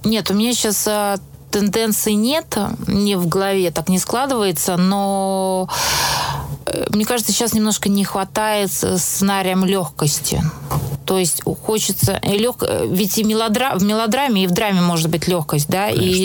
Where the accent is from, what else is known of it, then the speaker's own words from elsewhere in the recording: Moscow, Russia; я росла в Москве в, в семье режиссеров